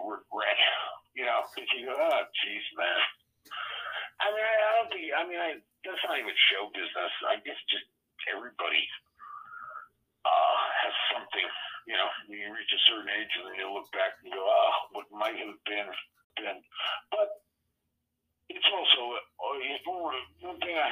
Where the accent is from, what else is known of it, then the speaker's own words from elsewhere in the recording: Long Island, New York, United States; also born or lived in Queens, New York / Florida; most of my life was in Long Island